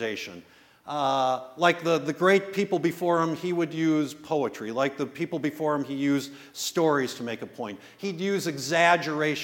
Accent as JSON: {"language": "English", "town": "West Bend", "region": "Wisconsin", "country": "United States", "tie": "born or raised there", "lives_now": "Milwaukee, United States", "said": "I grew up in the West Bend area"}